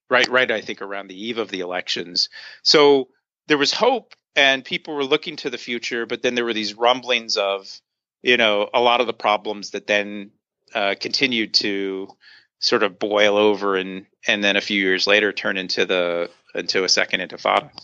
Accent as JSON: {"language": "English", "town": "Hershey", "region": "Pennsylvania", "country": "United States", "tie": "born or raised there", "moved": "yes", "said": "I grew up in Hershey, Pennsylvania, in Central Pennsylvania"}